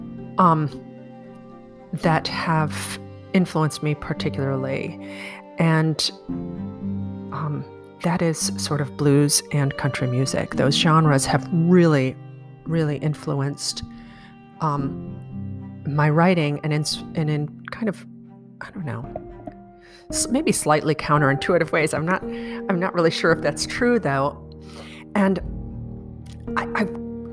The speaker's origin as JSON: {"language": "English", "town": "Chicago", "region": "Illinois", "country": "United States", "tie": "born or raised there"}